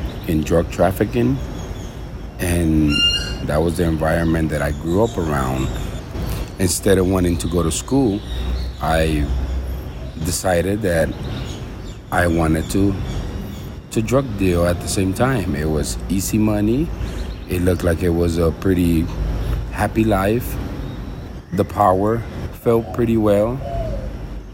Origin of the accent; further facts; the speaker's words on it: Houston, Texas, United States; now in Honduras; I was born in Honduras, but I was raised in Houston.